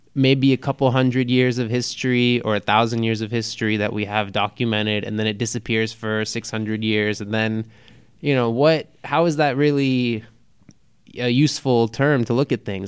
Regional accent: Los Angeles, California, United States; growing up in Los Angeles

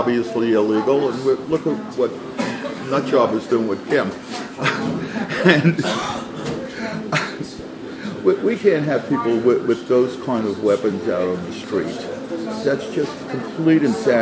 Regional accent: New York City, New York, United States; I'm from Brooklyn, New York, 18 blocks from where Bernie was born

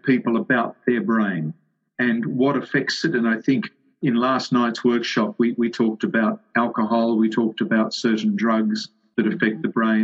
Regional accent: Sydney, New South Wales, Australia; I grew up in the western suburbs of Sydney.

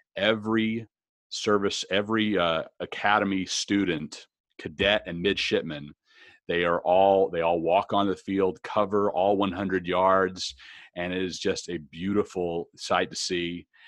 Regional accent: Arlington, Texas, United States; moved away as an adult; also born or lived in Baton Rouge; my hometown

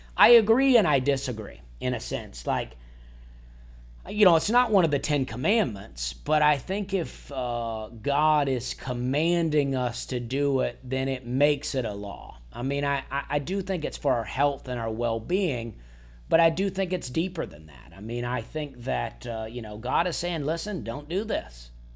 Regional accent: Alabama, United States; born or raised there; moved away as an adult; also born or lived in Charleston, South Carolina; now in Nashville, United States

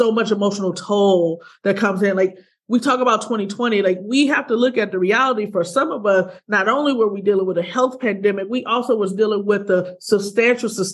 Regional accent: Ferguson, Missouri, United States; I'm from Ferguson. I'm from St. Louis, Missouri

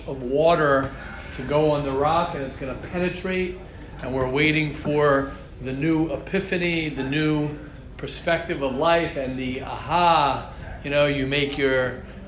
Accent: United States; as an American, I have connections in America

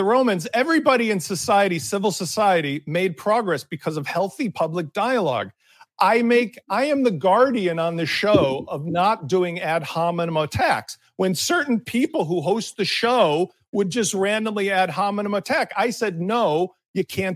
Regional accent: Chicago, Illinois, United States; I grew up in Chicago.

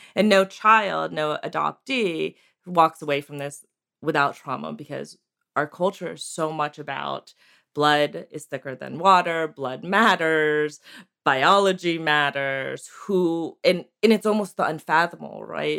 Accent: Maryland and Connecticut, East Coast, United States; moved away as an adult; also born or lived in Seoul, South Korea; now in Santa Cruz, United States; I grew up on the East Coast in Maryland and Connecticut

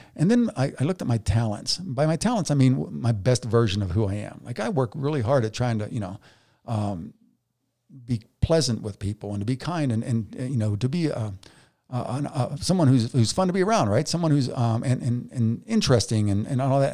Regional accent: United States; I'm an American

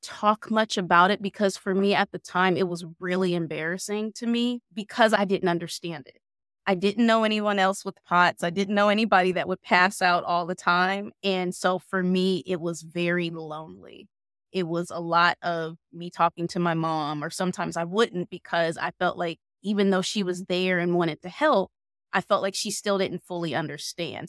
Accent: Warren, Ohio, United States; from Warren, Ohio, born and raised

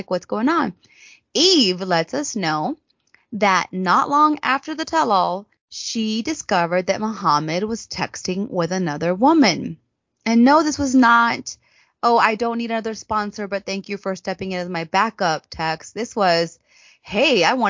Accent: Arizona, United States; moved away; also born or lived in California; an Arizona girl by way of California. Have to claim my home state.

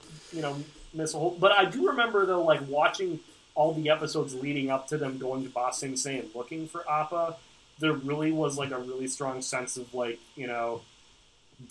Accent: United States; As an American living in... Hell year 2020.

